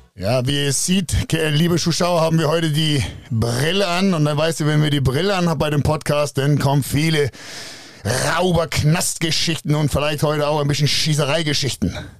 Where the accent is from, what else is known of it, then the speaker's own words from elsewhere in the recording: Denmark; moved away; ich bin ja ursprünglich Däne